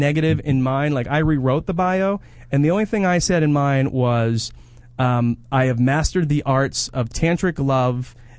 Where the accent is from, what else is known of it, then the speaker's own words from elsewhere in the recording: New Jersey, United States; accent: Jersey; my Jersey accent.